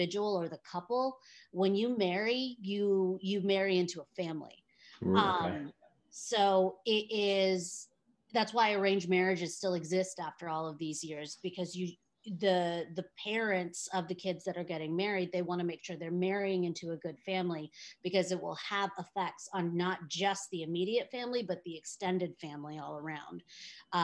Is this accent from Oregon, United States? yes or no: yes; Oregon, United States; I grew up in a small town in Oregon